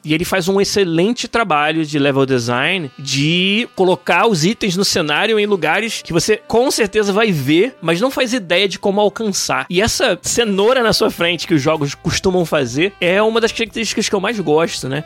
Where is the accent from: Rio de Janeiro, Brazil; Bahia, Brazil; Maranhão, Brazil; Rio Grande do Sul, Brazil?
Rio de Janeiro, Brazil; Niterói; Eu sou lá de Niterói